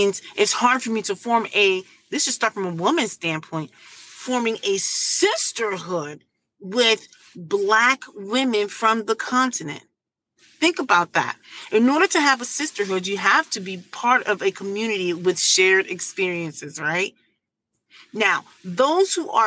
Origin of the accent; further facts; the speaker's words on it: United States; also born or lived in Turkey / Germany; I grew up in America.